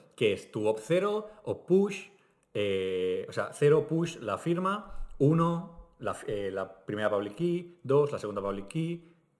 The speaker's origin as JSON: {"language": "Spanish", "region": "Catalonia", "country": "Spain", "said": "nos pasa a los catalanes"}